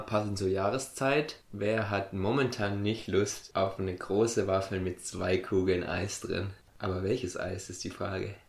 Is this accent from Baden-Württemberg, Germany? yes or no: yes; a village on the Ammertal railway line, Baden-Württemberg, Germany; ich bin ja auf dem Dorf groß geworden